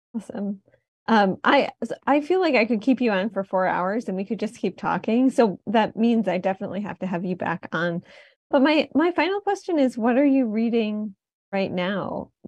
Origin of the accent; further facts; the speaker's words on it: Detroit, Michigan, United States; moved away as an adult; now in New Haven, United States; I was coming from Detroit where I grew up